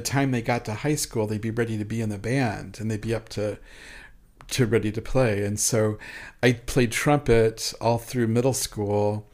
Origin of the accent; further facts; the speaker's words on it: York, Nebraska, United States; moved away as an adult; also born or lived in Geneva, Nebraska / Crete, Nebraska; now in Kansas City, United States; I was born in Geneva and schooled in Crete, Nebraska. And, uh, I grew up in Nebraska in a real small town